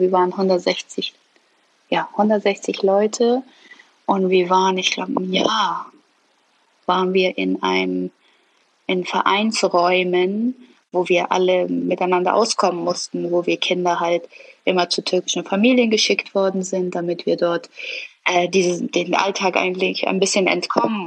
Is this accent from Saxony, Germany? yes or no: no; Hamburg, Germany; also born or lived in Iran; es hier schon meine Heimat ist. Also ich habe Heimatsgefühle. Immer wenn ich aus Deutschland ausreise, Urlaub mache, wie auch immer und zurückkomme, habe ich das Gefühl, ich bin wieder zu Hause, insbesondere Hamburg.